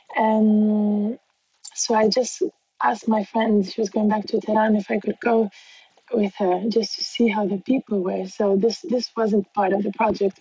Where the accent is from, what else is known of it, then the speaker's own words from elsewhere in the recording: Bangkok, Thailand; moved away; also born or lived in Milan, Italy; I was born in Bangkok in Thailand